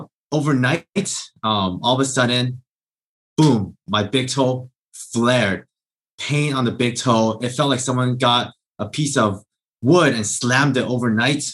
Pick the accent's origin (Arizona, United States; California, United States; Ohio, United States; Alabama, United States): California, United States; Southern; I grew up in Southern California